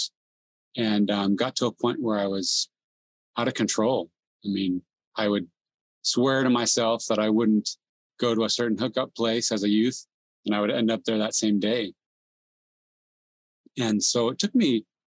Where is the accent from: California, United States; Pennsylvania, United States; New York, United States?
California, United States; San Jose; also born or lived in South America; I was born and raised in San Jose, California, youngest of four kids